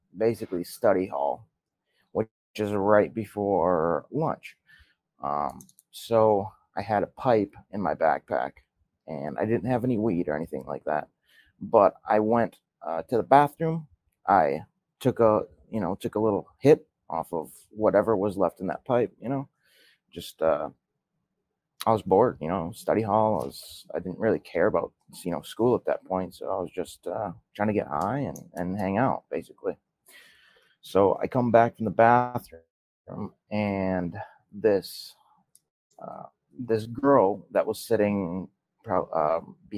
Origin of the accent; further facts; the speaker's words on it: Milwaukee, Wisconsin, United States; I was born in Milwaukee, Wisconsin. And I was born in 92. So I'm 30 years old right now. I lived in Milwaukee with both of my parents till the mid 2000s